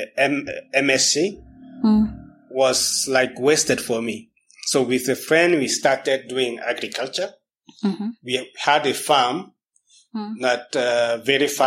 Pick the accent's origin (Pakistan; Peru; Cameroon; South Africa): Cameroon; moved away as an adult; also born or lived in Western Cameroon / Littoral, Cameroon; now in Kenya; I'm from the Western Cameroon, of course. That's where my origins are, but I was born in the littoral part of Cameroon, 400 kilometers away.